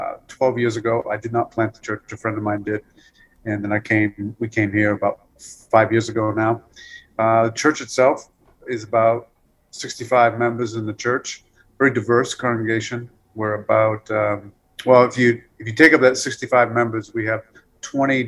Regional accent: Massachusetts, United States; moved away as an adult; also born or lived in Omaha, Nebraska; now in Boston, United States; I grew up in Massachusetts and wasn't a Christian

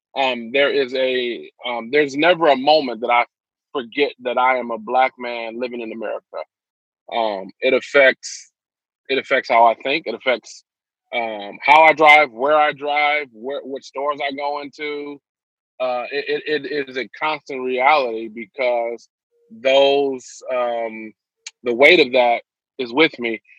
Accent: Detroit, Michigan, United States; born and raised in Detroit, Michigan, Northwest Side. I grew up

